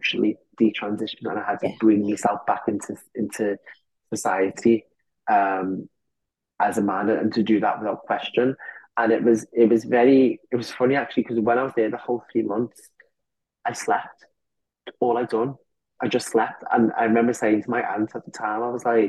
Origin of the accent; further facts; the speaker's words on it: Liverpool, North West England, United Kingdom; I grew up in Liverpool